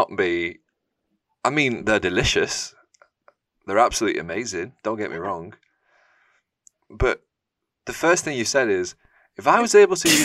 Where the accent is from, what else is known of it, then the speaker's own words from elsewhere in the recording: Spain; moved away; a company that is literally from my country